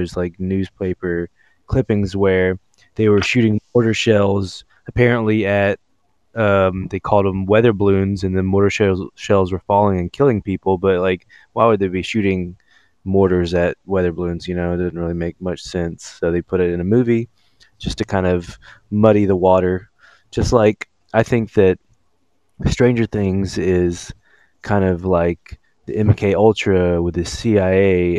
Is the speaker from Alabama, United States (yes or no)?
yes; Alabama, United States; I'm from Alabama.